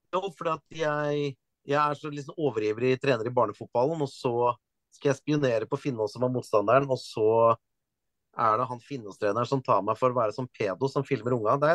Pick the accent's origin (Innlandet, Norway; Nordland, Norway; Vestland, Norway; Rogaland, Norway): Vestland, Norway; Stord; accent: Stord dialect; also born or lived in Eastern Norway; Jeg snakka østlandsk fram til jeg var sju år. Og så flytta vi til Vestlandet, og så er jo familien min fra Vestlandet og alt. Så da begynte jeg å snakke stordialekt da jeg begynte på skolen.